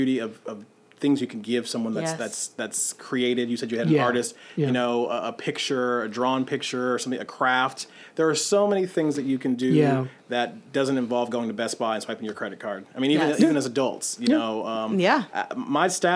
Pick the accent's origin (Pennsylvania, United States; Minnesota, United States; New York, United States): New York, United States; moved away; we grew up in New York